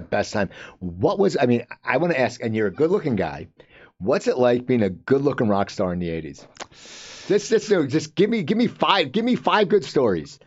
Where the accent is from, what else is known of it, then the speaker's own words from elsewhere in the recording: New Jersey, United States; I'm from New Jersey.